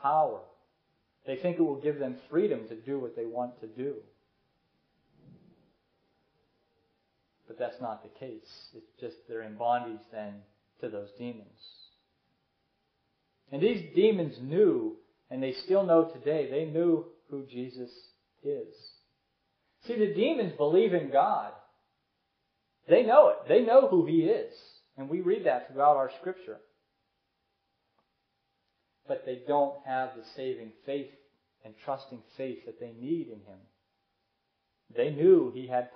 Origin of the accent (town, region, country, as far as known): United States